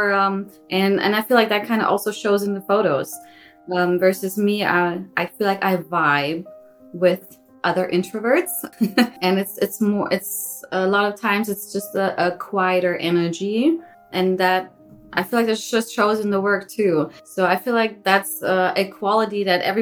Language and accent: English; Germany; moved away as an adult; also born or lived in Virginia, United States; I moved to the States from Germany